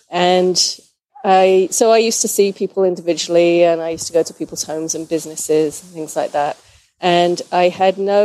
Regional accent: England, United Kingdom; moved away as an adult; also born or lived in St. Louis, Missouri / Boise, Idaho; now in Portland, United States; I'm originally from England. I moved with my husband to the U.S. in 94

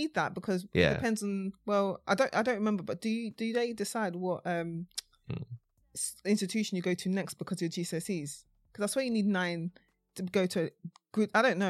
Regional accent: Mitcham, London, United Kingdom; also born or lived in Croydon; I moved from Croydon when I was two, and then eventually I moved back anyway. So more of my upbringing was in Mitcham.

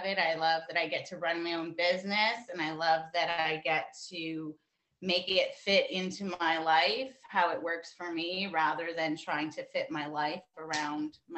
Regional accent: Canada; Born and raised in Canada.

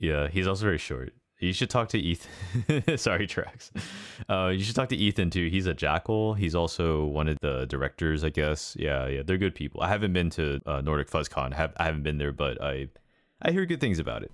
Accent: United States; I'm Asian American

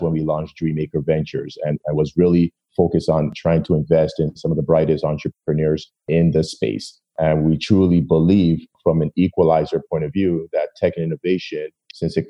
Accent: Toronto, Woodbridge, Ontario, Canada; when we moved from Toronto to Woodbridge

